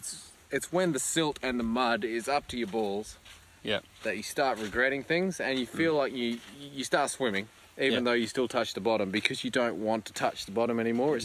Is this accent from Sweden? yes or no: no; Australia; I feel like a failure as an Australian, having not eaten.